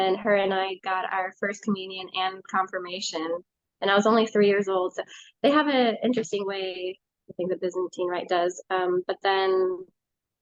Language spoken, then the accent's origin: English; California, United States; now in Minnesota, United States; Originally I'm from California, but I now live in Minnesota, central Minnesota